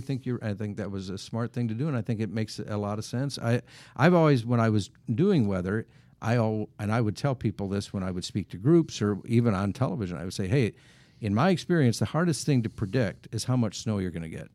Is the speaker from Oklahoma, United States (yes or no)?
no; Wisconsin, United States; when I was growing up in Wisconsin